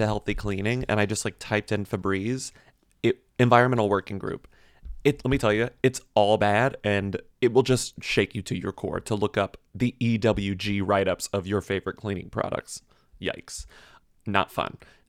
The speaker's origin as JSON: {"language": "English", "region": "Texas", "country": "United States", "said": "I mean, I did every sport because like I'm from Texas."}